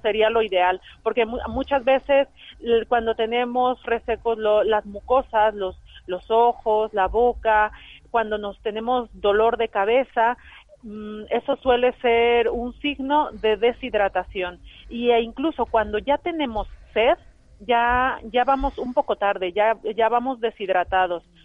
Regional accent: Mexico; now in Spain; yo soy mexicana

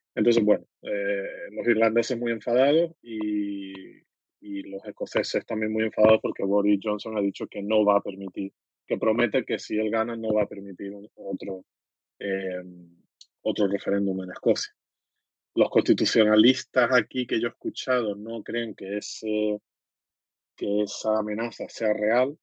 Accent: Canary Islands, Spain; como soy canario

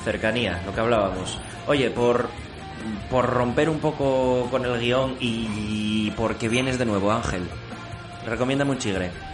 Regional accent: Oviedo, Asturias, Spain; Yo vivía con mis padres en La Largañosa, al lado de Lucía, entonces decidí mudarme, irme de casa a los 30, como buen asturiano

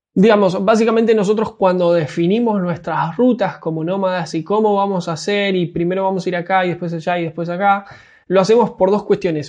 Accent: Argentina; para mí que soy argentino, para nosotros los argentinos el resto del mundo nos queda muy muy lejos

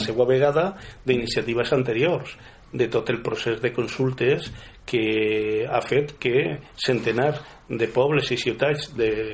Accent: Valencian Community, Spain; aquí al País Valencià

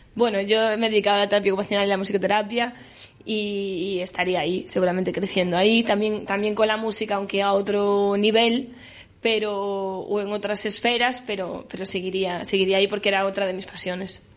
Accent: Galicia, Spain; first language Galician; yo hablo los dos idiomas, gallego y castellano, y el gallego también es mi lengua materna

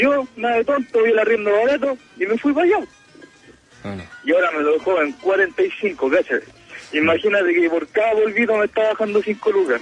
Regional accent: Norte Grande, Chile; yo soy salvadía, soy acá del norte grande

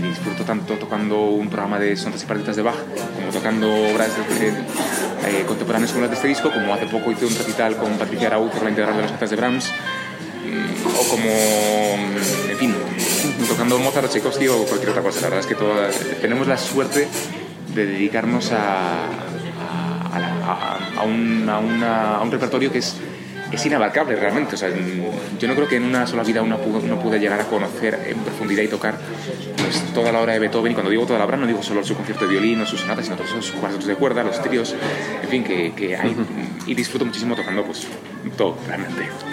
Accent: Spain; also born or lived in Germany / United States; yo soy español

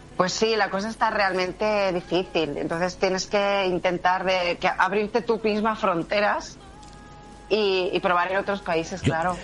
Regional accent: Barcelona, Catalonia, Spain; yo nací en Barcelona, lo que mi padre y mis abuelos son de Jaén

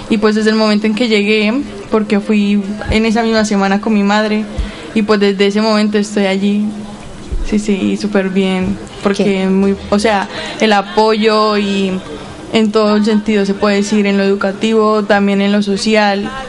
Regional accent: Colombia; Eh, bueno, soy de Colombia.

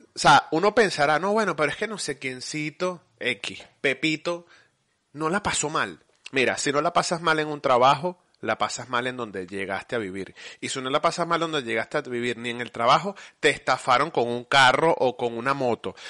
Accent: Venezuela; moved away as an adult; also born or lived in United States; now in Spain; salí de Venezuela

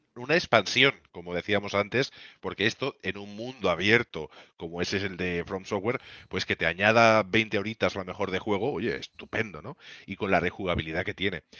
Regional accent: Spain

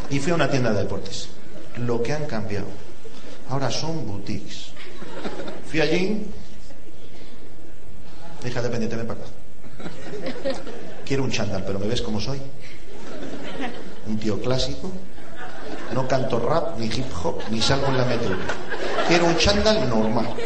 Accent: Ponferrada, Castile and León, Spain; Yo soy de Ponferrada.

